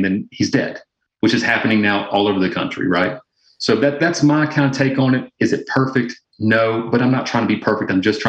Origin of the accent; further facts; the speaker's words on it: the South, United States; I'm from the South originally, and you know, my grandmother would always say